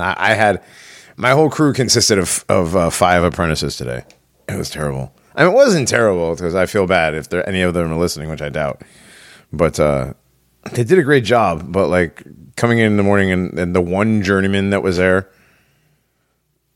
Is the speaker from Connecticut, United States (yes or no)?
yes; Connecticut, United States; moved away; I'm from Connecticut